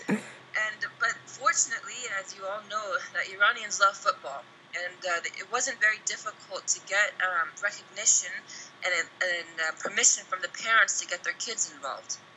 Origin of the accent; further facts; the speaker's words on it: United States; moved away as an adult; now in Iran; growing up in the us and i was the only how do i say i was the only like iranian blooded person playing football as a woman in the us